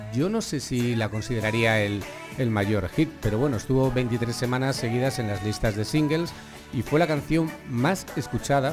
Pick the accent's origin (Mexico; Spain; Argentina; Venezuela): Spain; Salamanca, Castile and León; nuestra ciudad